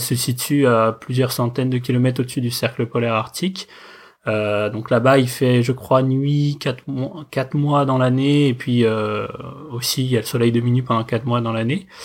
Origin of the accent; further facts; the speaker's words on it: Paris, Île-de-France, France; j'habite à Paris, je suis né à Paris, euh, j'ai toujours vécu